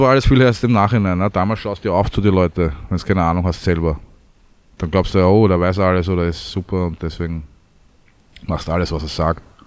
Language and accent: German; Vienna, Austria; also born or lived in Südstadt, Lower Austria; also geboren in Wien